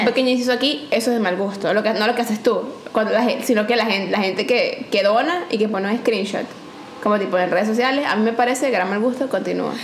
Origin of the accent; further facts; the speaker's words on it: Venezuela; moved away; en mi tierra